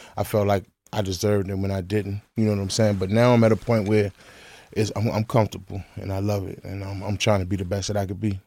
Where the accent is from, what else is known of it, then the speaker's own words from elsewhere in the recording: Washington, District of Columbia, United States; I'm from Northeast, the Pentacles. Fifteen, thirteen, Benton Road Apartment, F thirteen, Benton Road, Northeast Washington, D C